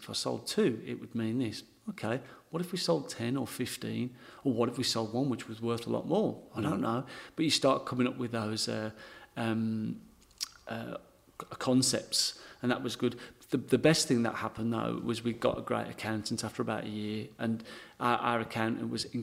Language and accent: English; England, United Kingdom; accent: English; now in Berry, Australia; being English, because my accent obviously is quite strong